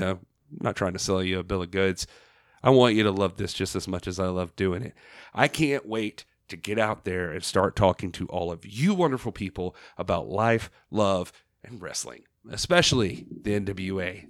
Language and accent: English; Southeast, United States; I was growing up in the Southeast